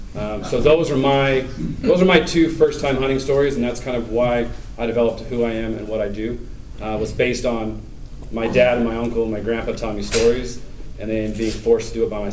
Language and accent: English; Southern California, United States; I'm from Southern California. So it's not this deep-rooted heritage.